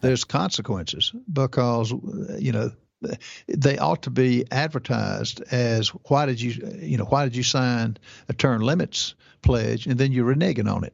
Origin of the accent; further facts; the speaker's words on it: South Carolina, United States; I'm from South Carolina